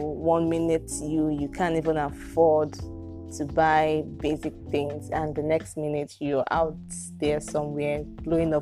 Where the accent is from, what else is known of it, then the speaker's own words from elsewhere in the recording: Nigeria; I can't even come out and proudly say that I'm Nigerian